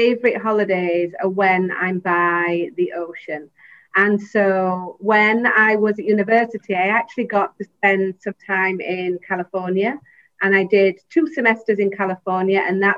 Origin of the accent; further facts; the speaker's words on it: England, United Kingdom; moved away as an adult; also born or lived in Los Angeles, United States / Chicago, United States / Houston, United States; now in Taiwan; originally, I'm from England.